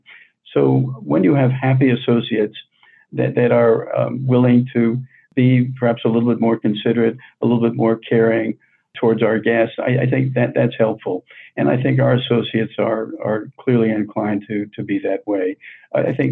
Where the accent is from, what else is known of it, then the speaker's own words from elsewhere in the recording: New York City, New York, United States; moved away as an adult; I grew up on New York City's Lower East Side